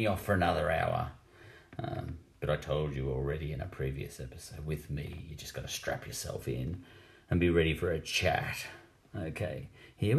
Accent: Australia; I'm Australian

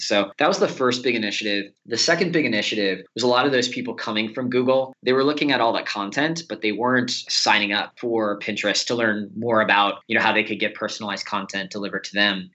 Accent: New Orleans, Louisiana, United States; moved away as an adult; also born or lived in Chicago; I grew up in New Orleans, Louisiana, and I went to college in Chicago at Loyola University there

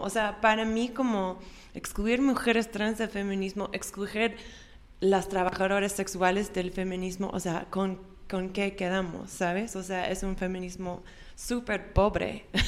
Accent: Austin, Texas, United States; Yo, yo me nací en, en Austin

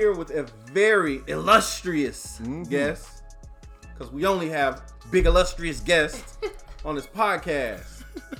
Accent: Atlanta, Georgia, United States; moved away; I grew up in Atlanta

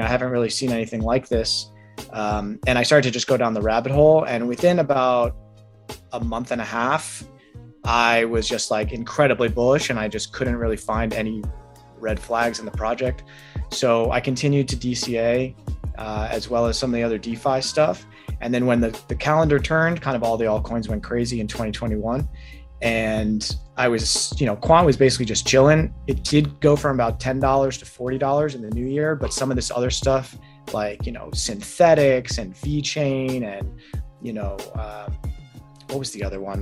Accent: New York, United States; moved away as an adult; also born or lived in Los Angeles; now in Arizona, United States; I'm originally from New York

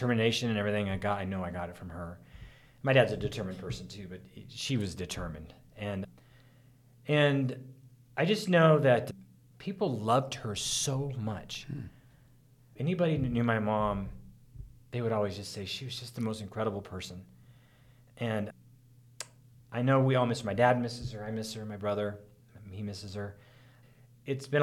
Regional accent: Oroville, California, United States; Lake Orville, I grew up in Orville, California, and Lake Orville

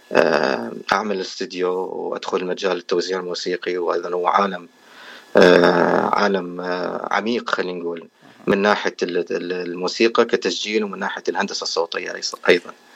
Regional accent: Iraq; moved away as an adult; also born or lived in Erbil, Iraq / California, United States; now in United States; انا اصلا يعني من العراق وصار لي تقريبا 14 سنه في امريكا هجرت سنه 2009

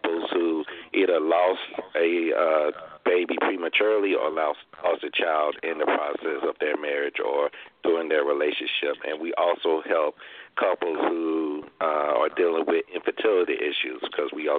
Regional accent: Pine Bluff, Arkansas, United States; moved away as an adult; now in Maryland, United States; I I'm currently originally from Pine Bluff, Arkansas, and I moved here to the area around 2000

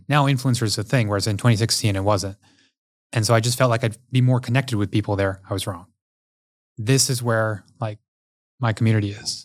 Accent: Houston, Texas, United States; growing up in Houston, Texas

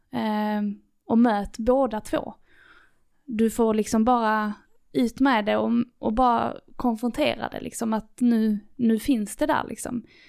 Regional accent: Lerberget, Skåne, Sweden; born or raised there

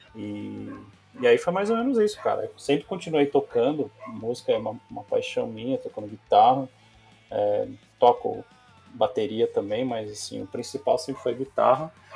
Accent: Piracicaba, São Paulo, Brazil; eu sou do interior de Piracicaba, né? Minha mãe também, uhum. família simples

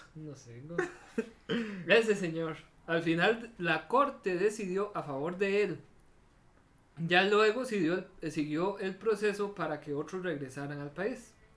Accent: Costa Rica; como somos los ticos

